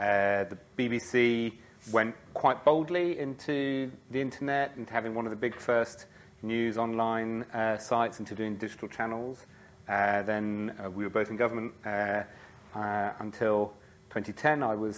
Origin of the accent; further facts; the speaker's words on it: France; So I grew up in France, I suppose is a good place to start. And one of the things about being an expat in France is you really looked to home.